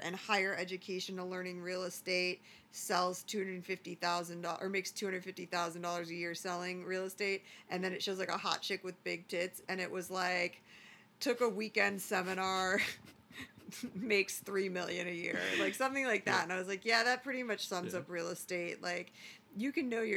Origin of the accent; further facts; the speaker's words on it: Midwest, United States; now in Arizona, United States; I'm from the Midwest